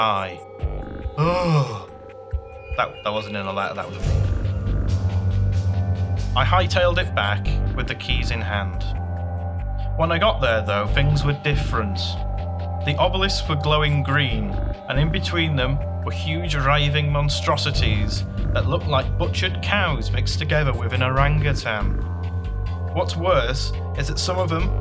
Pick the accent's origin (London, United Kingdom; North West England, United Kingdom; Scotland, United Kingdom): North West England, United Kingdom; Manchester; I'm from Manchester